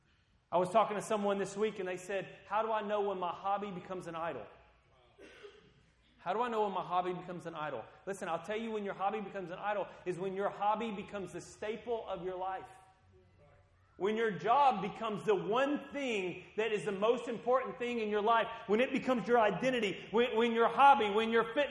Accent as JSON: {"language": "English", "country": "Guatemala", "tie": "born or raised there", "said": "When I grew up and lived in Guatemala for part of my life, you know, they had corn tortillas with every meal."}